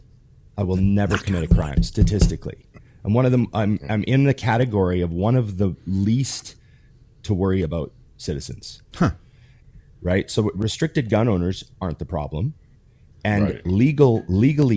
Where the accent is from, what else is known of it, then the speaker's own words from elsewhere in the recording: Canada; as a Canadian